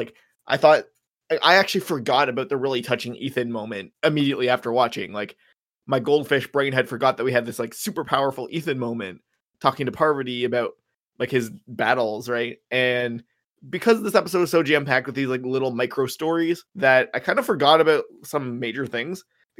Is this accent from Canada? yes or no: yes; Canada; I'm surprised more than anything that people still care about baseball as a Canadian.